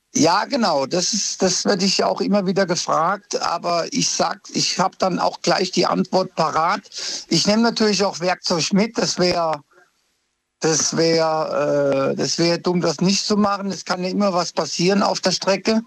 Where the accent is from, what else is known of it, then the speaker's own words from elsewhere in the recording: Ludwigshafen, Rhineland-Palatinate, Germany; moved away as an adult; also born or lived in Cologne; now in Ludwigshafen, Germany; ich bin ja ein Pelzer, ich bin in der Gartenstadt geboren